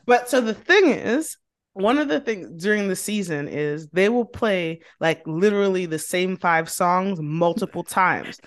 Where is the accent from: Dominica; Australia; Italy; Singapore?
Dominica; now in United States; I'm from Dominico, seven six seven